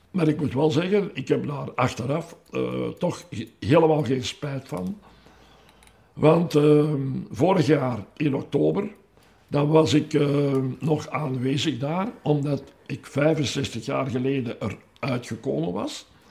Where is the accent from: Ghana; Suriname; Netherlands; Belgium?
Belgium; Meer, Flanders; met mijn 16 jaar en half ben ik al in de eerste ploeg in de goal gekomen bij ons in Meer